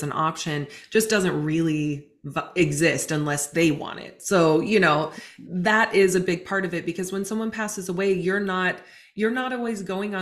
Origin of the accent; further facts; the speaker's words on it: Montana, United States; now in Washington, United States; But I am from Montana. I was born and raised in a really different environment than where I'm at now